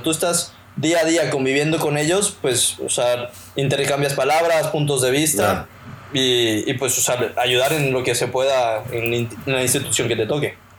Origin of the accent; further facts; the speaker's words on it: Mexico; nosotros como mexicanos